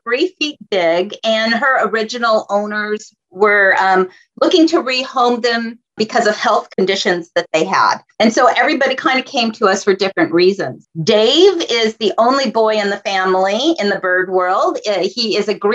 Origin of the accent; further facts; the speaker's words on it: La Habra Heights, California, United States; I was raised in La Habra Heights. It's a very rural area here in Southern California.